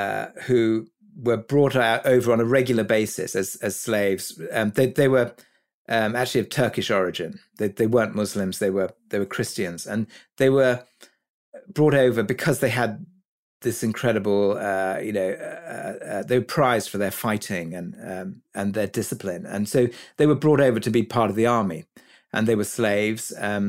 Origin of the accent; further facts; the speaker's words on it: Kuwait; also born or lived in Egypt; I was brought up in the Middle East. I was born in Kuwait, actually, and my parents lived there, and we spent a lot of time in Egypt.